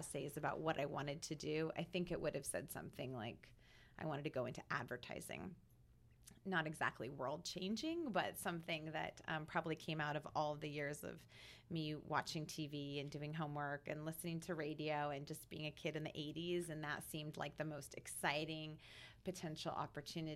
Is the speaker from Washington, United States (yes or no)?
yes; Vancouver, Washington, United States; I grew up in Vancouver, Washington, the daughter of a Cuban immigrant